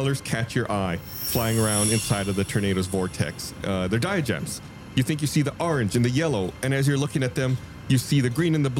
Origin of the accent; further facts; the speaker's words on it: South Texas, United States; I grew up in South Texas.